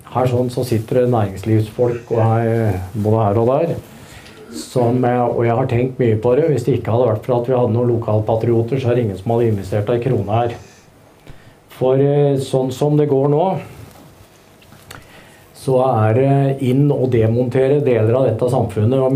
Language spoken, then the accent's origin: Norwegian; Hønefoss, Buskerud, Norway; jeg er fra Hønefoss